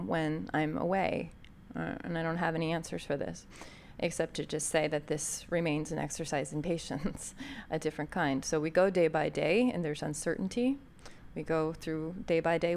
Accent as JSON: {"language": "English", "country": "United States", "accent": "American", "said": "my American accent"}